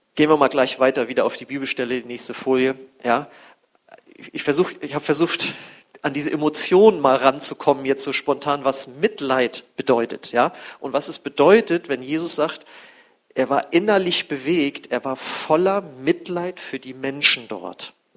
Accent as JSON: {"language": "German", "area": "North Frisia", "region": "Schleswig-Holstein", "country": "Germany", "said": "ich komme ja aus Nordfriesland da am Deich"}